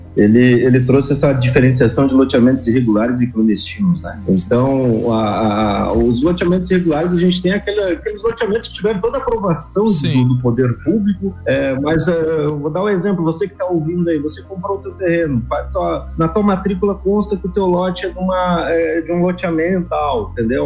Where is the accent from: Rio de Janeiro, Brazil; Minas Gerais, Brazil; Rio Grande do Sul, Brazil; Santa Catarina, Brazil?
Santa Catarina, Brazil; Lages; moved away as an adult; não nasci em Lages, mas me criei em Lages e, e me formei em Lages